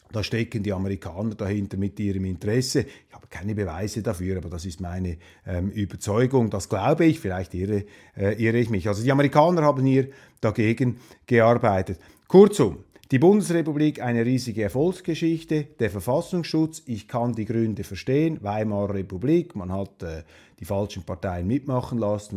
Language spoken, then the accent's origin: German; Switzerland; Als äh, Schweizer